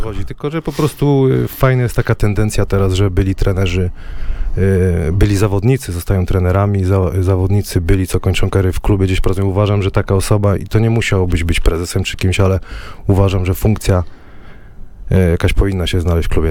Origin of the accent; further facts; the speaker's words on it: Wrocław, Lower Silesian Voivodeship, Poland; Ja jestem z Kuźnik, z osiedla. Wiesz, jakie są klimaty we Wrocławiu